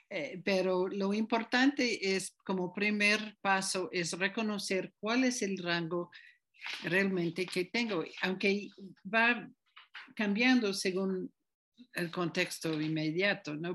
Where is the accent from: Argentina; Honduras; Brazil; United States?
United States; now in Tepoztlán, Mexico; yo nací en Estados Unidos